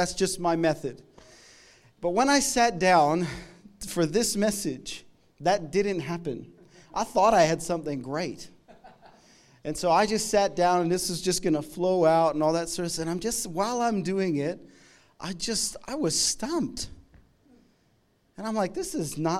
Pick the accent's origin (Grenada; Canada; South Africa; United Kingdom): Canada; moved away; I'm from Canada